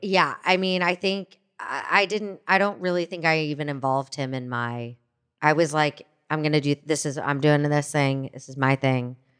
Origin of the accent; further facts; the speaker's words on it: Fort Worth, Texas, United States; moved away as an adult; also born or lived in New York City; growing up as a Jew in Fort Worth, Texas